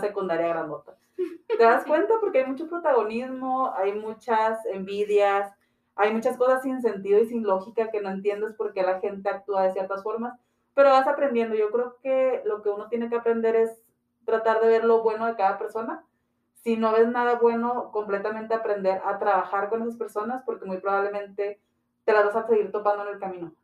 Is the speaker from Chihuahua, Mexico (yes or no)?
yes; Ciudad Juárez, Chihuahua, Mexico; Soy originaria de aquí de Ciudad Juárez, Chihuahua